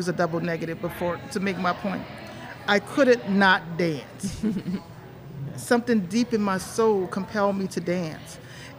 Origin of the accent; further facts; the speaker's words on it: United States; because I'm from America.